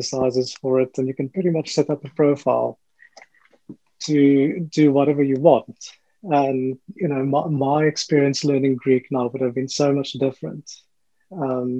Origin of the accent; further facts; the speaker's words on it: England, United Kingdom; I'm from England, I know a little bit of German